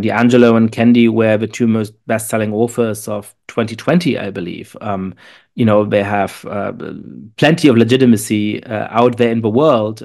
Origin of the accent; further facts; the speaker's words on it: Germany; now in United States; I am shaped, uh, uh, by growing up in Germany and by being Jewish